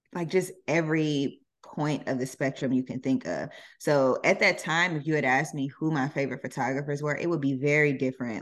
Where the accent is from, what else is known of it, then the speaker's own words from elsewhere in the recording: Jonesboro, Georgia, United States; moved away as an adult; now in Los Angeles, United States; I grew up, uh, in Atlanta, uh, a suburb of Atlanta called Jonesboro